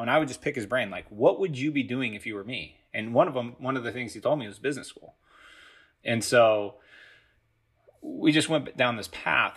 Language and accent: English; Los Angeles area, California, United States; I grew up a Galaxy fan